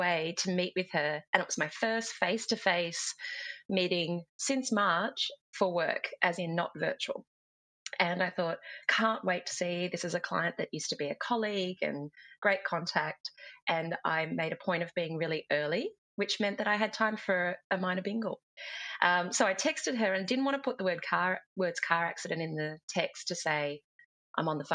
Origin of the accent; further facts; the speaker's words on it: Sydney, New South Wales, Australia; I grew up in the Western Suburbs